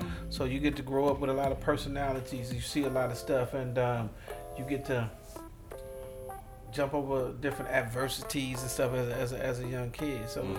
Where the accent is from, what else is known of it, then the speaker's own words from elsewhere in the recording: St. Louis, Missouri, United States; I'm from St. Louis, Missouri, but born and raised in the Cochran Projects, you know what I'm saying? And located downtown by the Dome.